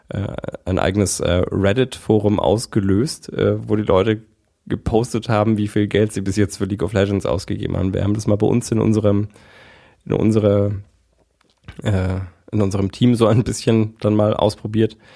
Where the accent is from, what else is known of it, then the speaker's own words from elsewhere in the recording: Berlin, Germany; Oh, ich bin, ähm, ich bin Berliner.